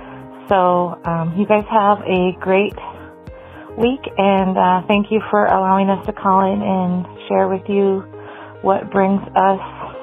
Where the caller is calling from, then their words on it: Minnesota, United States; I'm calling from Minnesota.